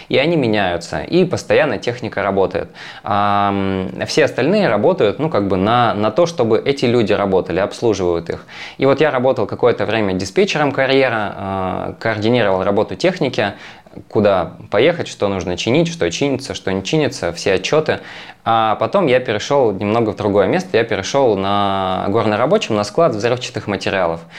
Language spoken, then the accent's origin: Russian; Magadan, Magadan Oblast, Russia; moved away; Я из Магадана, я вырос в Магадане